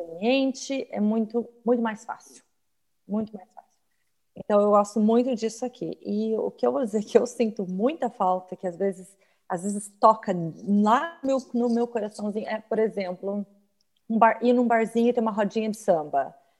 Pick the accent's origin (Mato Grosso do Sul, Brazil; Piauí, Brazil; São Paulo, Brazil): São Paulo, Brazil; moved away as an adult; now in United States; Eu sou de São Paulo e a criminalidade lá é alta